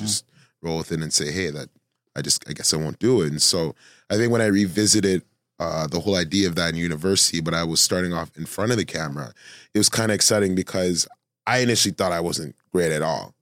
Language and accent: English; Toronto, Ontario, Canada